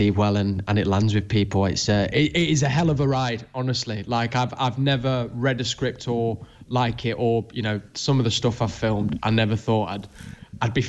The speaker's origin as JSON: {"language": "English", "town": "Manchester", "region": "North West England", "country": "United Kingdom", "said": "as a Mancunian"}